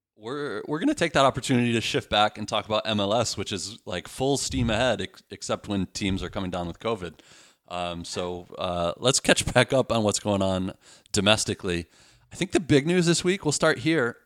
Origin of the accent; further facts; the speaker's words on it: Midwest, United States; now in Beaverton, United States; I'm from the Midwest